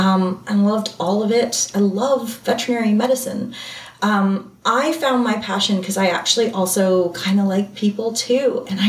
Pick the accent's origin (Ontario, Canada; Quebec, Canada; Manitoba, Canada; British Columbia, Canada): Ontario, Canada; Waterdown; I'm from Ontario, Canada, Waterdown, Ontario, Canada.